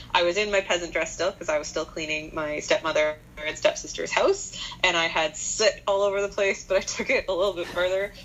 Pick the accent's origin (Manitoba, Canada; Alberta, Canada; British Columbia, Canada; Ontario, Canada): Manitoba, Canada; Winnipeg; growing up in Winnipeg, you're guaranteed, absolutely 100% guaranteed, it will snow on Halloween